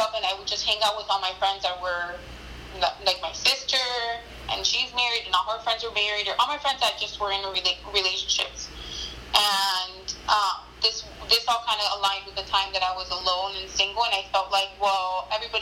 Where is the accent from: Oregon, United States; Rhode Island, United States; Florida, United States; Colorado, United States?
Florida, United States; Miami; I came from Miami